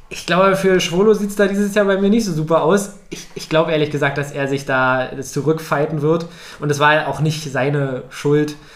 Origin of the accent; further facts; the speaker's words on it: Berlin, Germany; Und natürlich als Berliner, äh, ich weiß, äh, ich, mein Herz schlägt natürlich für Union